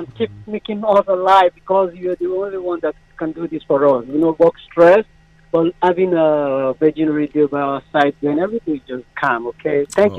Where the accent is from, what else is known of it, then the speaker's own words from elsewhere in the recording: Nigeria; moved away; I'm from Nigeria.